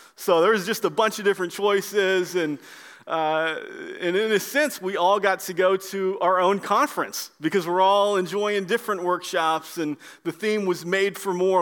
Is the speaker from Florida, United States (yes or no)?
yes; Orlando, Florida, United States; moved away; I'm from the Orlando area and I know Florida a little bit